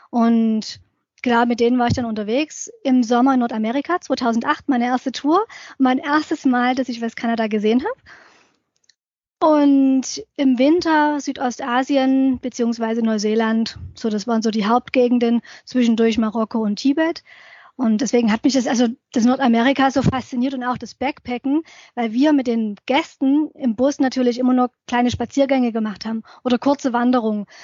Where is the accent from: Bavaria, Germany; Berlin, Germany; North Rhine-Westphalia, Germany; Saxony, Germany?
Saxony, Germany; Dresden; Ich bin ja aufgewachsen in Dresden und da sind wir oft als Jugendliche in diese nahegelegene sächsische Schweiz abgehauen, übers Wochenende